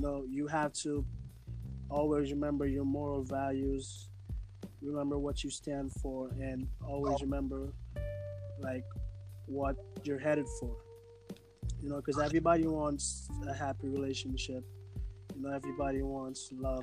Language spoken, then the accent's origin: English; Montego Bay, Saint James, Jamaica; I'm from Jamaica, St. James, Montego Bay.